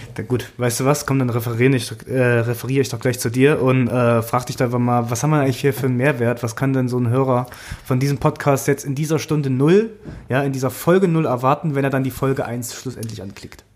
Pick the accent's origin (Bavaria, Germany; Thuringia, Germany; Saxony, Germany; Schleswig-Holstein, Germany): Thuringia, Germany; moved away as an adult; now in Berlin, Germany; Ich komme aus dem Osten, Thüringen, um genau zu sein.